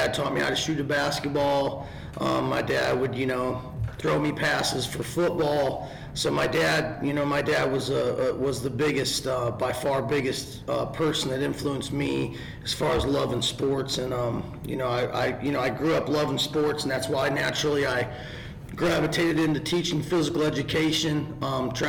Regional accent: Northern Indiana, United States; now in South Carolina, United States; I'm from Northern Indiana

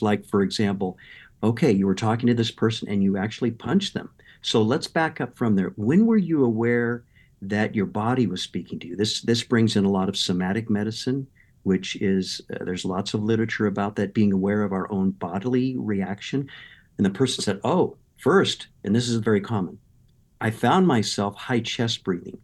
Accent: Southern California, United States; also born or lived in Midwest; I grew up in Southern California

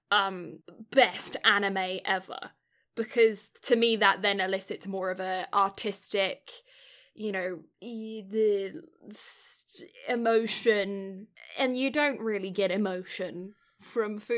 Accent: United Kingdom

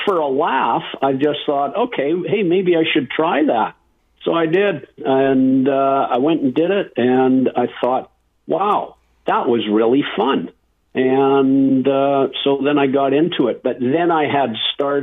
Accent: North Vancouver, British Columbia, Canada; moved away as an adult; now in Penticton, Canada; I grew up in Lynn Canyon Park in North Vancouver

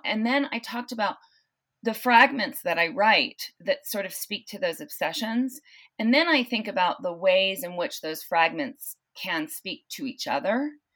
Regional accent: Southern California, United States; also born or lived in San Luis Obispo, California; now in South Lake Tahoe, United States; I grew up in, uh, Southern California

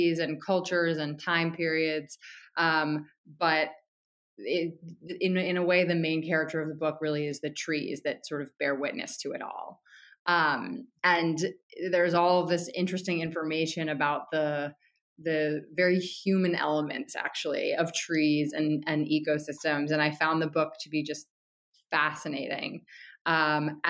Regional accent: Connecticut, United States; moved away as an adult; now in New York City, United States; I'm from Connecticut, and I've lived in New York City for most of my adult life.

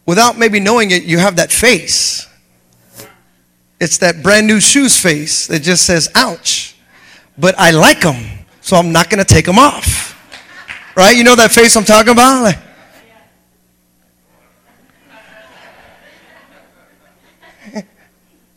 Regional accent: United States; me coming in as an American

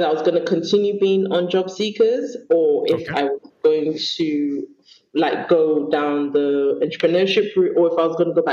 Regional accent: Sierra Leone; I'm not Ghanaian, I'm Leonean

